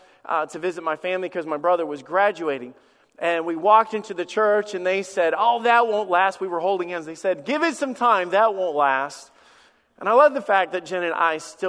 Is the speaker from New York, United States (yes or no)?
no; Alabama, United States; moved away; also born or lived in Michigan / Florida; I went to church in Michigan. I grew up in Alabama. I've been in church in Florida. And I've served here for 17 years.